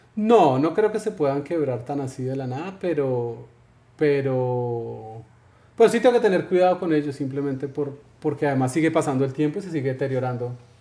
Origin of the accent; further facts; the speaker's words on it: Colombia; soy colombiano